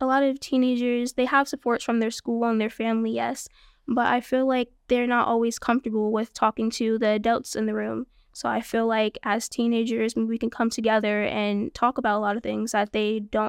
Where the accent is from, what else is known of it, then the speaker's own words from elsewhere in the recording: Bronx, New York, United States; also born or lived in Kingston; I was born and raised in the Bronx, New York, with my two parents and my three other siblings. When I was about the age of 9, we moved up to Kingston, New York.